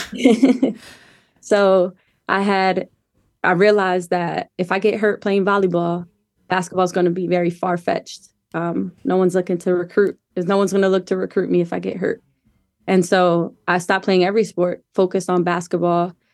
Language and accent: English; Wilmington, Delaware, United States; moved away as an adult; also born or lived in Colorado; I grew up in Wilmington, Delaware